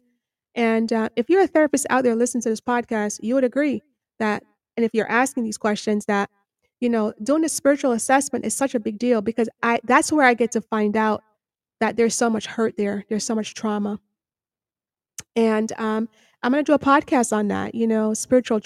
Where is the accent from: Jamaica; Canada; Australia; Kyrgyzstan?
Jamaica; now in United States; I'm from Jamaica